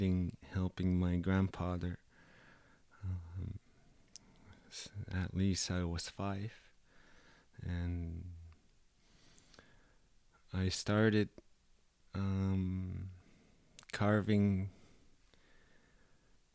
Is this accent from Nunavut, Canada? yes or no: yes; Cape Dorset, Nunavut, Canada; moved away as an adult; also born or lived in Yellowknife / Toronto; now in Ottawa, Canada; polar bears are all around Cape Dorset, so it was part of my hometown